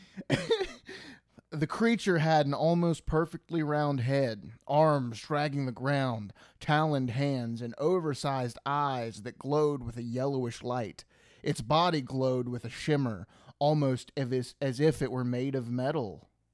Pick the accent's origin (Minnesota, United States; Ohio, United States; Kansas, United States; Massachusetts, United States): Ohio, United States; We're from Ohio.